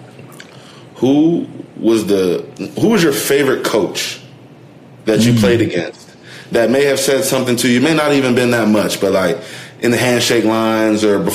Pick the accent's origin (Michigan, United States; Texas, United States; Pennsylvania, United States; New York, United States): Michigan, United States; Detroit; growing up in Detroit